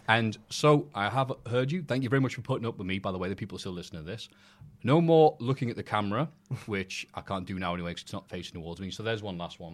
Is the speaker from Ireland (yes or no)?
no; United Kingdom; I am British